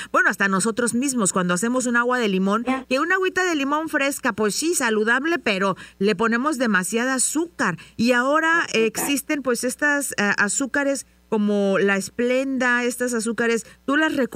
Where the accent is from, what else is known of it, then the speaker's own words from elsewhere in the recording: San Luis Potosí, Mexico; yo soy de San Luis Potosí